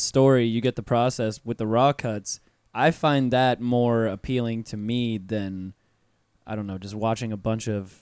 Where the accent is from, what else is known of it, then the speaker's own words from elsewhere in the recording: Pensacola, Florida, United States; moved away; I'm from North Florida originally. I'm from Pensacola, and it's like a 10-minute drive away from Alabama state lines.